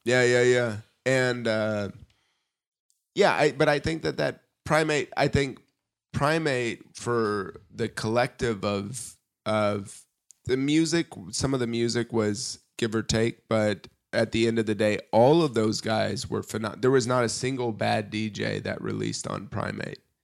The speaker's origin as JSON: {"language": "English", "region": "Indiana", "country": "United States", "tie": "born or raised there", "moved": "as an adult", "lives_now": "Germany", "said": "growing up in Indiana"}